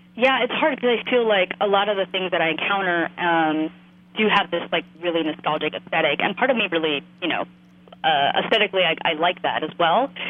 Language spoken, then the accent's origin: English; West New York, New Jersey, United States; now in Chicago, United States; I grew up in this town called West New York, and despite its name, it's actually in New Jersey